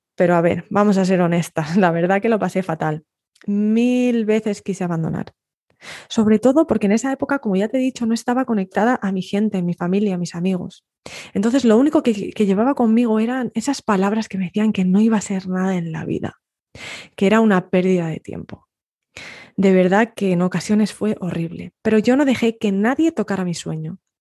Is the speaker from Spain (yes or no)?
yes; Spain; moved away as an adult; also born or lived in north of England; yo me fui de España, con muy poco dinero en el bolsillo, con un billete de avión al norte de Inglaterra